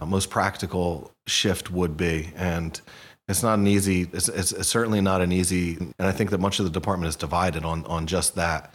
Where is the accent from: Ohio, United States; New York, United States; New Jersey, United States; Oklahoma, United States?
New Jersey, United States; Hamilton; also born or lived in Princeton; I was born in Princeton at the, at the hospital, but I was raised in Hamilton, so just a stone throw away